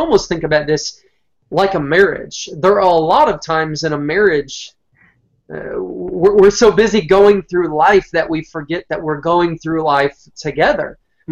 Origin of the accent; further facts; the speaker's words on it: Southeast Michigan, United States; moved away; I grew up originally in Southeast Michigan